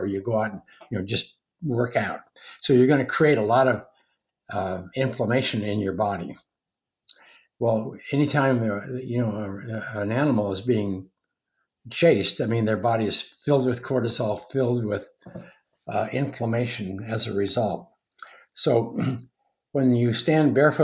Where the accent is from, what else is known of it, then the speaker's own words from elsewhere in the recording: Montana, United States; When I was a kid growing up in Montana, I was a cowboy